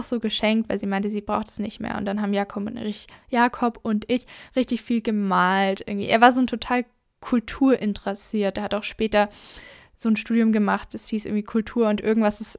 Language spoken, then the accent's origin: German; Southern Germany, Germany; wie gesagt, ich komme ja aus Süddeutschland von den Bergen